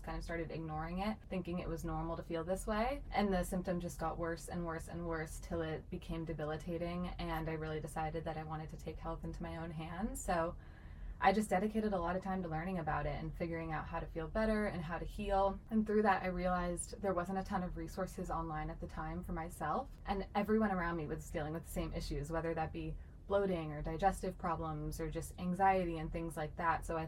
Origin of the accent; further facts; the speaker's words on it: San Diego, California, United States; also born or lived in Bay Area, California; now in Los Angeles, United States; I'm originally from San Diego. Grew up there pretty much my whole life. I was actually born in the Bay Area